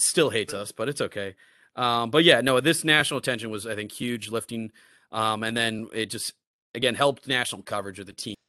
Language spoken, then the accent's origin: English; New York, United States; moved away as an adult; also born or lived in East Coast; now in Chicago, United States; I'm not from the Midwest. I'm from New York